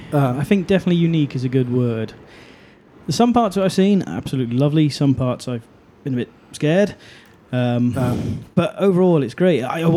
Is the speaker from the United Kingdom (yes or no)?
yes; Shrewsbury, West Midlands, United Kingdom; my hometown of Shrewsbury.